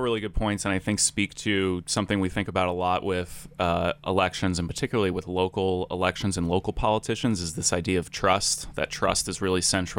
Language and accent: English; Providence, Rhode Island, United States; I grew up in Providence, Rhode Island